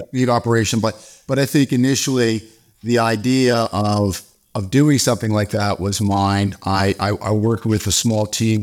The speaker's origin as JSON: {"language": "English", "country": "Canada", "also_born_or_lived": "South Africa / Dallas", "moved": "yes", "said": "I'm originally from Canada"}